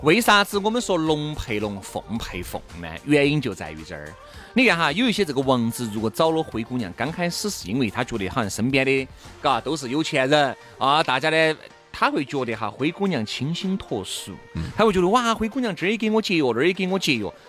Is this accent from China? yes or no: yes; Chengdu, Sichuan, China; 我们成都人